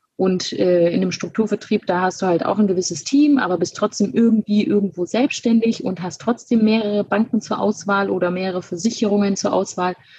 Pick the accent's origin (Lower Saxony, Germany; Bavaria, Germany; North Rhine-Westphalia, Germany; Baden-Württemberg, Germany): Bavaria, Germany; Günzburg; now in Munich, Germany; bin geboren in Günzburg, das liegt zwischen Ulm und Augsburg und ähm, habe dort die Sparkassenausbildung gemacht von 2012 bis 2015 und bin relativ schnell nach der Ausbildung dann nach München gezogen